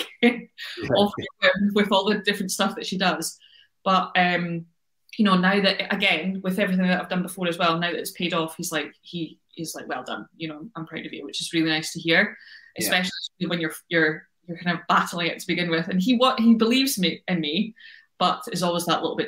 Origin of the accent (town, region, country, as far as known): United Kingdom